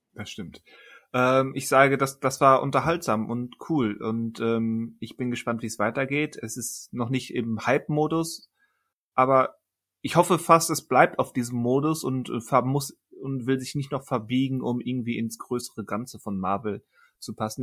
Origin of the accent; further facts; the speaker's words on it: Germany; als Deutscher